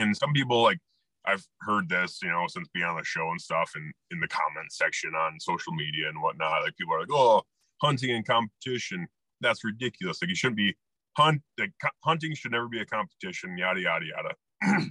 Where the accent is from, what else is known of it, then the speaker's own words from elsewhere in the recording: Iowa, United States; also born or lived in Colorado / El Paso; I grew up shotgun hunting in Iowa